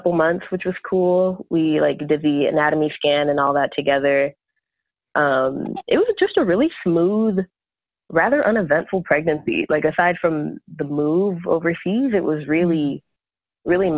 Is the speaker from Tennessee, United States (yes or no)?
no; Portland, Oregon, United States; I was born and raised in Portland, Oregon.